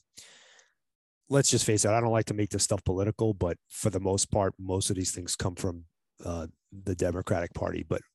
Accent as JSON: {"language": "English", "region": "New York", "country": "United States", "moved": "yes", "lives_now": "Arizona, United States", "said": "I live in Arizona, been living here since 91, but I'm originally from New York"}